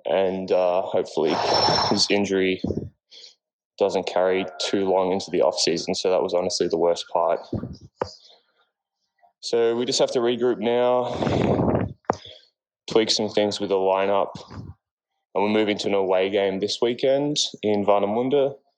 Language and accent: English; Australia; now in Bitterfeld-Wolfen, Germany; Australian setter from Bitterfeld Wolfen in German Second League.